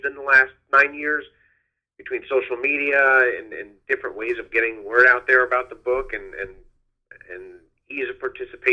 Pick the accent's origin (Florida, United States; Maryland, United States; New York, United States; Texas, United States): New York, United States; Long Island; I grew up on Long Island.